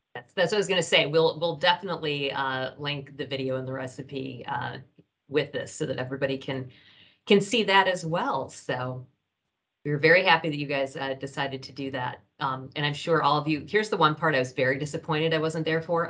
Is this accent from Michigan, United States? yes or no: yes; Michigan, United States; now in Ohio, United States; I grew up in Michigan, which was even worse.